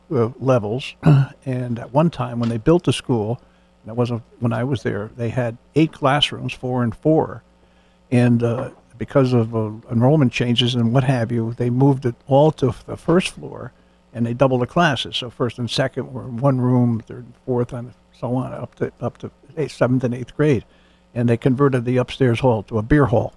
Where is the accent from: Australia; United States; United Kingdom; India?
United States; New Haven, Connecticut; I grew up on State Street